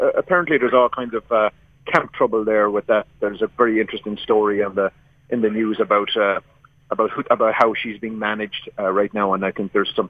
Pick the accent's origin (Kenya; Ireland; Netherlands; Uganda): Ireland; Leinster; moved away; also born or lived in Abbeyleix; I said I was from Laois